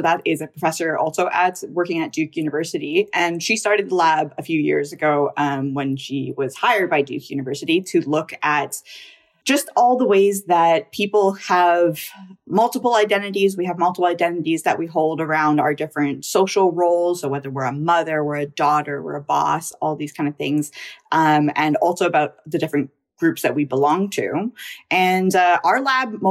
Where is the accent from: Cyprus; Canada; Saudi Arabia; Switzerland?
Canada; I'm a Indian, Canadian, biracial, bicultural